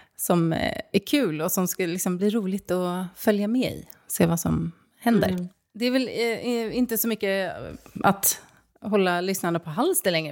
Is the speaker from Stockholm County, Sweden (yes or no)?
yes; Stockholm, Stockholm County, Sweden; moved away as an adult; also born or lived in Norrköping; flytta liksom då från min hemstad, då Stockholm, till Norrköping